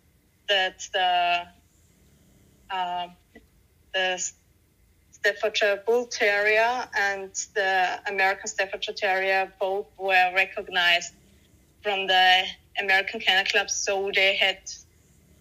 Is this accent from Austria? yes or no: yes; Austria; Austria, where I live